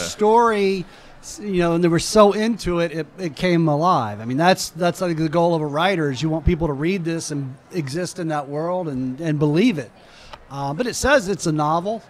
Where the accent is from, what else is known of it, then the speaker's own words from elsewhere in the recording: Georgia, United States; also born or lived in Alabama; grew up in Georgia.